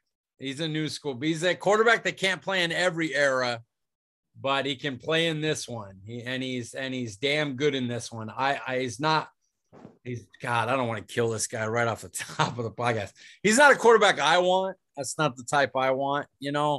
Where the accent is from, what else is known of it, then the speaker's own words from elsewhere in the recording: Fresno, California, United States; I'm from Fresno